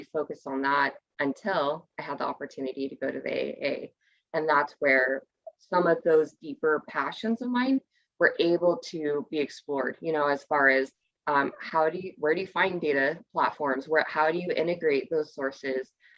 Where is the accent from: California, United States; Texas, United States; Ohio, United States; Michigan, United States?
California, United States; Ventura County, Southern; I grew up in Ventura County. So that's Southern California